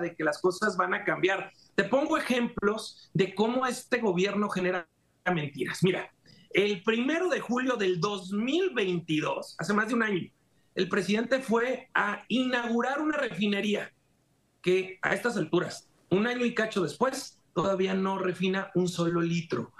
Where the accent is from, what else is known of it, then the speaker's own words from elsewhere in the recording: Mexico; soy mexicano